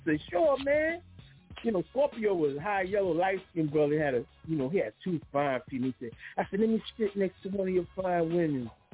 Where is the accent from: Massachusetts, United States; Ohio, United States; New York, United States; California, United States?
New York, United States; New York City; I was born and raised in the Bronx in the 19, 1967